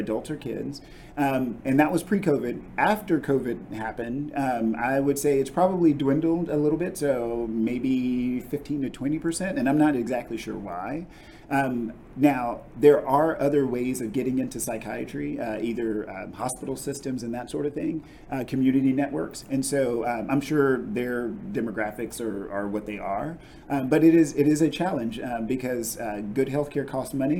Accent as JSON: {"language": "English", "region": "Texas", "country": "United States", "also_born_or_lived": "Kentucky", "said": "I'm from Texas"}